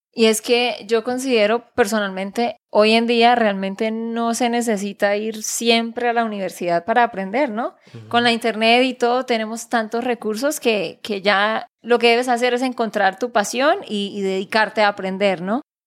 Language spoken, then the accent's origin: Spanish; Santander, Colombia; de Santander, Colombia